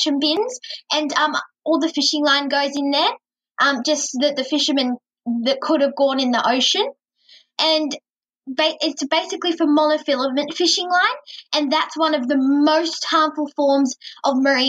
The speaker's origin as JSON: {"language": "English", "town": "Port Macquarie", "region": "New South Wales", "country": "Australia", "said": "I'm 11 years old and I'm from Port Macquarie in Australia"}